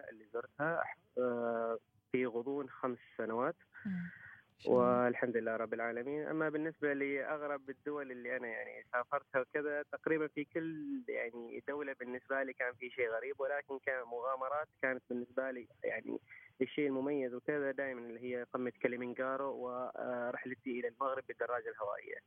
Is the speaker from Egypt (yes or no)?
no; Oman; عندنا في عمان